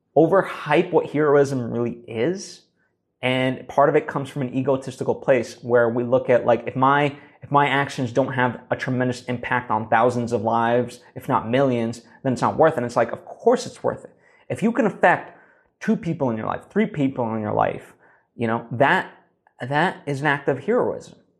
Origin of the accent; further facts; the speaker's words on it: United States; we as an American people